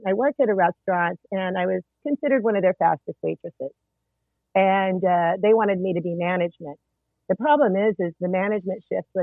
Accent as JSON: {"language": "English", "region": "East Texas", "country": "United States", "tie": "born or raised there", "also_born_or_lived": "Corpus Christi, Texas", "said": "I spent a fair amount of time in East Texas"}